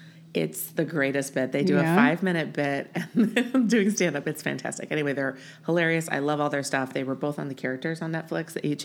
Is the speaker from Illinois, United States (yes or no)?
yes; Champaign, Illinois, United States; moved away as an adult; also born or lived in Chicago, Illinois; now in Los Angeles, United States; I am from Illinois. I was born and raised in Champaign, Illinois, where the university is.